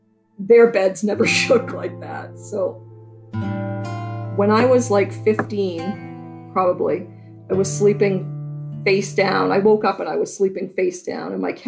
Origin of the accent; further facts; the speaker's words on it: Burnham, Maine, United States; I grew up in Burnham, just outside of town.